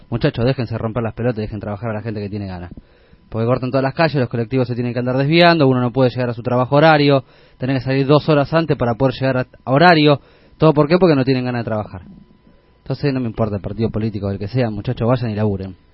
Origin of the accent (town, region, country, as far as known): Argentina